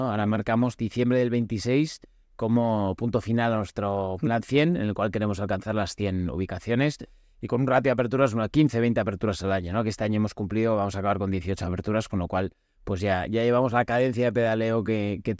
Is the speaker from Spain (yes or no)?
yes; Spain; Yo soy español